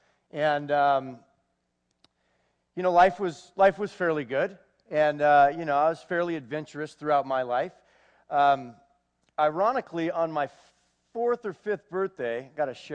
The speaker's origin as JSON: {"language": "English", "town": "Manhattan Beach", "region": "California", "country": "United States", "tie": "born or raised there", "also_born_or_lived": "Los Angeles", "said": "I was born June 17th, 1973, in Los Angeles, California. My parents are Mike and Linda Rogers. And I was raised in Manhattan Beach, California. All right? Yeah, Southern California."}